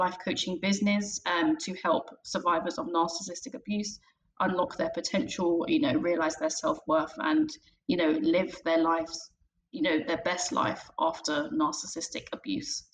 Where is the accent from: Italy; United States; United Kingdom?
United Kingdom; London; I'm from London in England